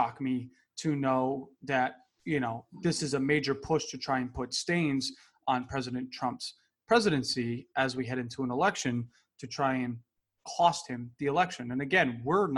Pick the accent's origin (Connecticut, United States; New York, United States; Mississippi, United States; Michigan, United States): Connecticut, United States; you and I grew up in Connecticut.